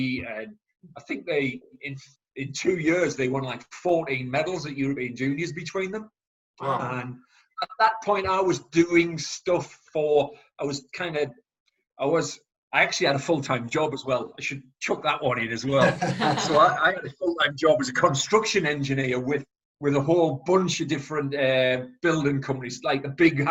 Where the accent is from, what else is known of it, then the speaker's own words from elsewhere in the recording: Chester-le-Street, North East England, United Kingdom; I went back to my hometown, Chesley Street, started coaching there.